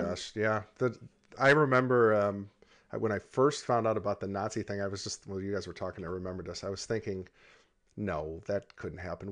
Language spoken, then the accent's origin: English; United States; as an American, you know, you grow up in a country